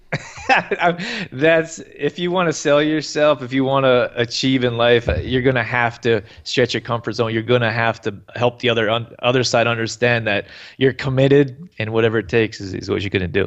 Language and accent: English; Canada; I grew up here in Canada